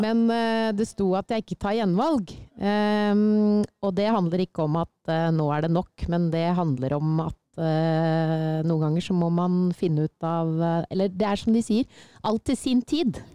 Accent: Sylling, Buskerud, Norway; kommer jeg fra Sylling

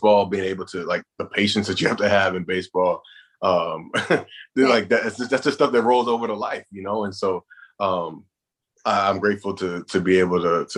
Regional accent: the Carolinas, United States; I grew up in the Carolinas

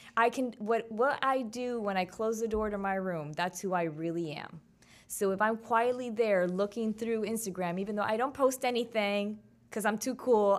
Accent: Miami, Florida, United States; my hometown, three oh five.

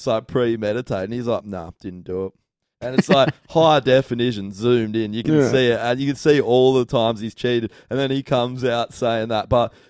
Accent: Australia

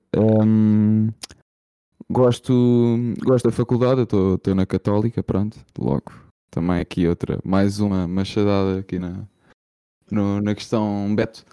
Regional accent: Lisbon, Portugal; eu sou de Lisboa

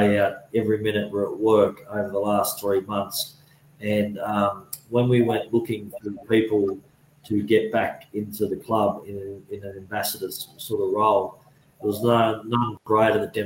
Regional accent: Australia; I'm Australian, but there's no way in this world will I ever give up the opportunity or the privilege of calling myself a Kiwi

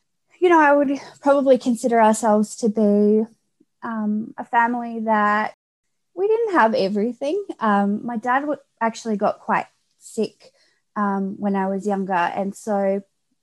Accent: Australia; I grew up in a small country town, pretty far away from where I currently live, down in Australia

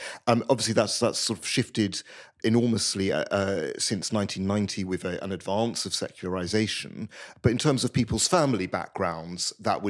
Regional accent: United Kingdom; So I'm half Hungarian, as my surname would indicate, and I grew up in Britain.

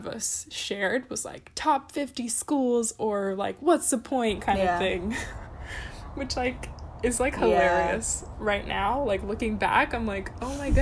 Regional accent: California, United States; moved away as an adult; also born or lived in Boston; I'm originally from California

